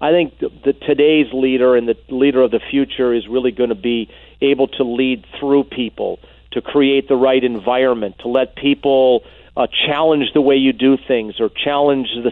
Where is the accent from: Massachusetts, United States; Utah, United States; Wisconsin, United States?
Wisconsin, United States; Green Bay; where I grew up in Green Bay